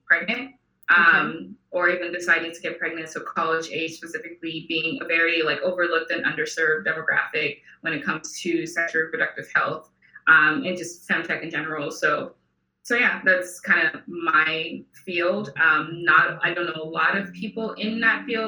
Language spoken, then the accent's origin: English; Nigeria; moved away as an adult; also born or lived in Houston, United States; now in Los Angeles, United States; I am an immigrant. So I'm originally from Nigeria. I moved to the US in 2010 for college.